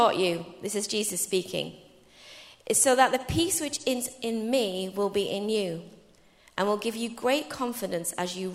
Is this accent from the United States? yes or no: no; England, United Kingdom; I'm your English sister